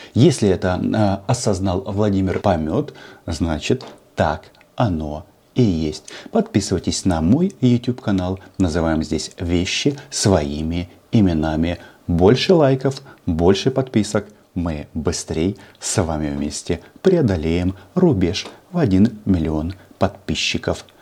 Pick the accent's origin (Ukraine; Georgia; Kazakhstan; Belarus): Ukraine